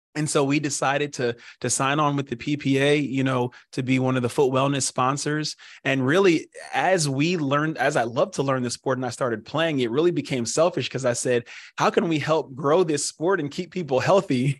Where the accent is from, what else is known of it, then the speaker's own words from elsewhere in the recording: Pennsylvania, United States; born and raised in Pennsylvania